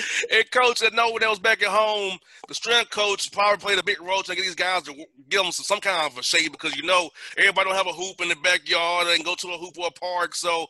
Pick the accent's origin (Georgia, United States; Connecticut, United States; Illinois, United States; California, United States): Georgia, United States; Atlanta; thank God we're from Atlanta.